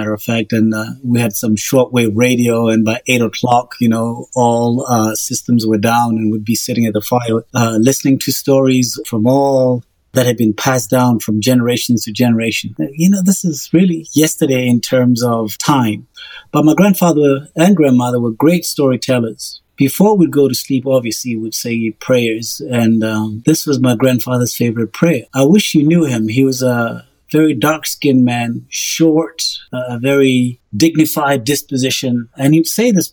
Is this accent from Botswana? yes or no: yes; Botswana; moved away as an adult; now in Oklahoma, United States; I grew up in Botswana